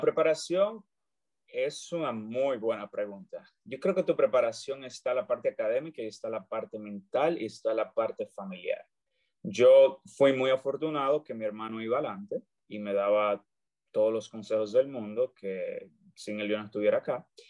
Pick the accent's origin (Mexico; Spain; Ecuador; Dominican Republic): Dominican Republic; moved away as an adult; also born or lived in Santiago, Dominican Republic; now in United States; yo soy dominicano, orgullosamente dominicano. Estudié en Santiago, República Dominicana